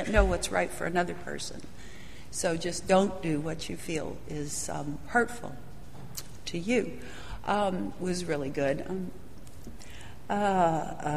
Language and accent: English; Southern California, United States; I was raised Catholic in Southern California